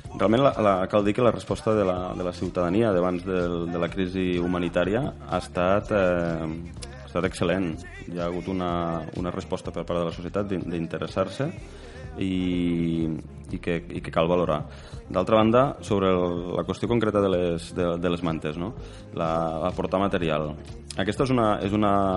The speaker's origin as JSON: {"language": "Catalan", "area": "Pallars", "region": "Catalonia", "country": "Spain", "said": "jo sóc del Pallars"}